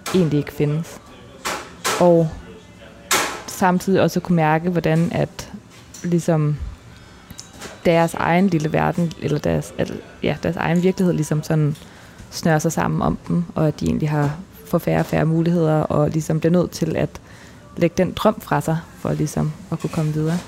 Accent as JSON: {"language": "Danish", "country": "Denmark", "also_born_or_lived": "Cairo, Egypt", "said": "jeg kommer fra Danmark"}